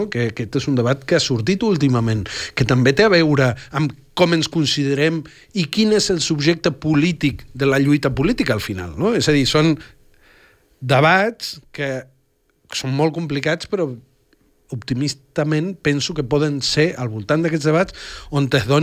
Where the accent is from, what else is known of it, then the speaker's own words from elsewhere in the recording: Catalonia, Spain; qui són els catalans, qui som els catalans, de què estem fets, quin, quin lloc ocupem.